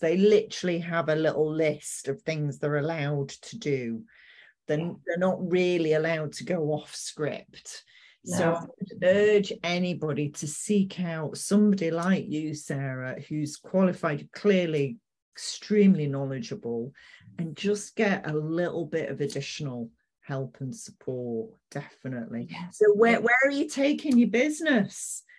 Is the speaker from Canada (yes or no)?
no; Manchester, North West England, United Kingdom; I'm from Manchester